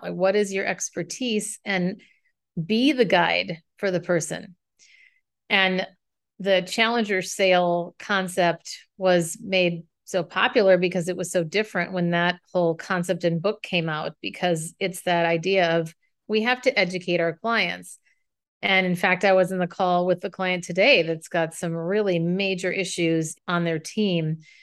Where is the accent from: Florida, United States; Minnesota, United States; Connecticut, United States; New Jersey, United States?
Minnesota, United States; moved away as an adult; now in San Francisco, United States; I left my hometown of Minnesota to move to San Francisco